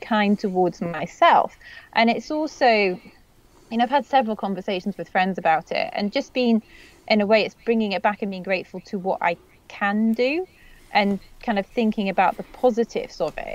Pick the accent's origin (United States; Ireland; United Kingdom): United Kingdom; being a Brit